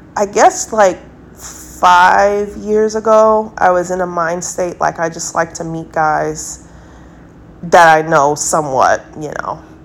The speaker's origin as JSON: {"language": "English", "country": "United States", "said": "I'm American"}